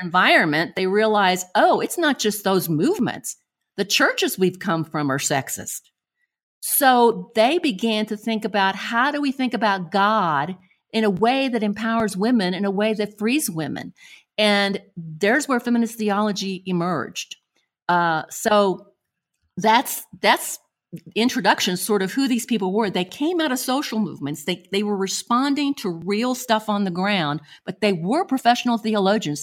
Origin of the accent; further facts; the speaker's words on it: Buenos Aires, Argentina; moved away; I was born in Buenos Aires, Argentina